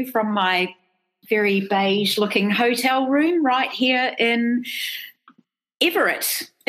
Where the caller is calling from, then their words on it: Bangkok, Thailand; as usual, I'm in Bangkok, Thailand